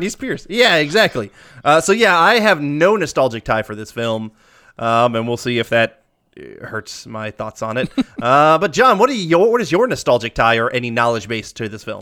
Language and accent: English; the South, United States; also born or lived in Midwest; we were born there, but we're both from the South